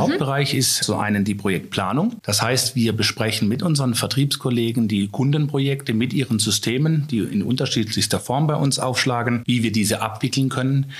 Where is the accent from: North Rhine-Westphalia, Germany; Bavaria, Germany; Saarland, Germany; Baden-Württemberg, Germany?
Baden-Württemberg, Germany; Freiburg; now in Lauda-Königshofen, Germany; ich komme ursprünglich aus Freiburg, wohne aktuell in Lauderkönigshofen im lieblichen mhm. Taubertal.